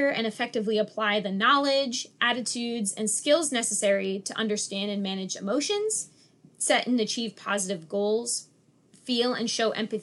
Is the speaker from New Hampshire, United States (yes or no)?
yes; Dover, New Hampshire, United States; I'm from Dover, New Hampshire